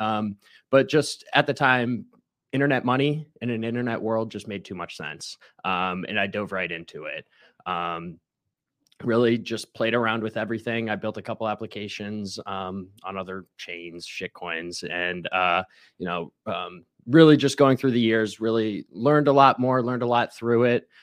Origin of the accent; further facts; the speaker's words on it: Ohio, United States; now in Tampa, United States; I'm from Ohio